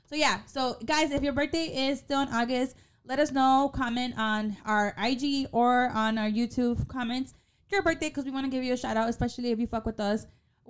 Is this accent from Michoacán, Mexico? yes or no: no; Atolinga, Zacatecas, Mexico; We are from El Municipio, El Pueblo de Atolinga Zacatecas.